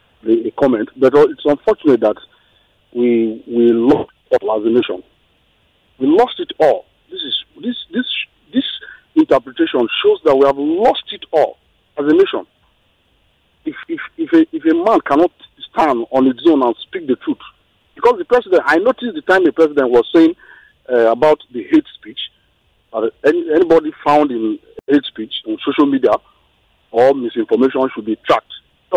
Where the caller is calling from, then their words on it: Kenya; Yeah, I'm calling from Kenya.